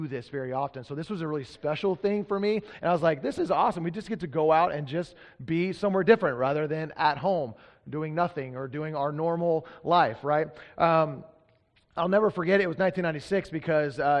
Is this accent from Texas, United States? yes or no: yes; Texas, United States; now in Pacific Northwest, United States; I'm from Texas.